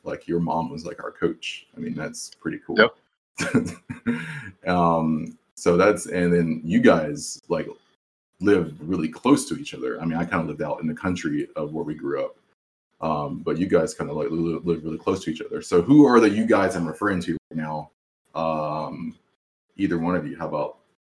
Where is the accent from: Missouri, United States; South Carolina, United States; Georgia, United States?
South Carolina, United States; I grew up obviously in South Carolina with all these other guys